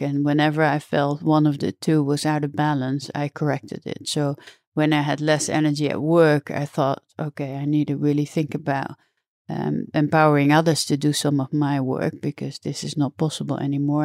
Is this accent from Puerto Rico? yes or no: no; the middle of the Netherlands, central Netherlands, Netherlands; I grew up uh, in uh, the middle of the Netherlands, so more on the countryside